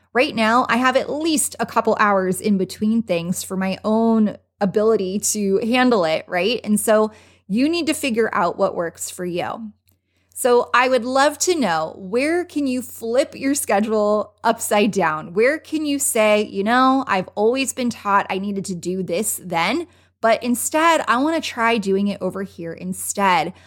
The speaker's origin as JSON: {"language": "English", "town": "Los Angeles", "region": "California", "country": "United States", "moved": "yes", "lives_now": "Las Vegas, United States", "said": "I am originally from Los Angeles"}